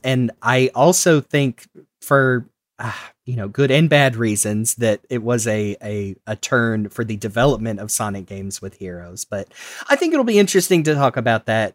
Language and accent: English; United States; I am an American